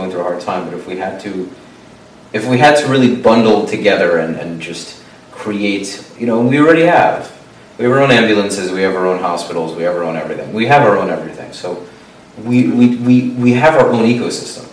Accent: New York, United States

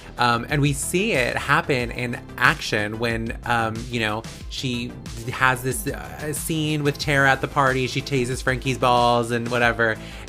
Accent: Vallejo, California, United States; in my hometown, Vallejo, which is, I mean, one of the, a good city, good sized city in the Bay Area

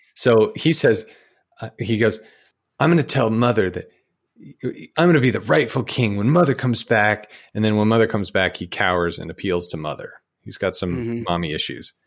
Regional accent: Utah, United States; now in Georgia, United States; I grew up in Utah

